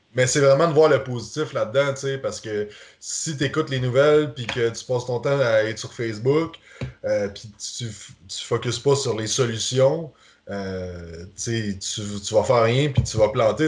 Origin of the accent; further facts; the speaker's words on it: Quebec, Canada; en tant que Québécois